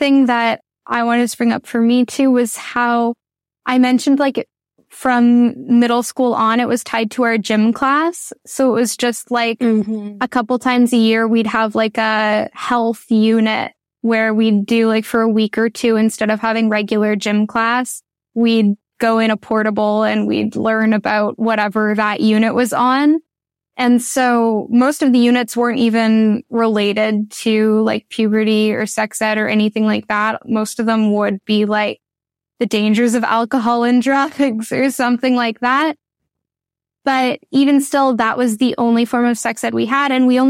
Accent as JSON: {"language": "English", "town": "Ottawa", "region": "Ontario", "country": "Canada", "tie": "born or raised there", "said": "I grew up in Ottawa"}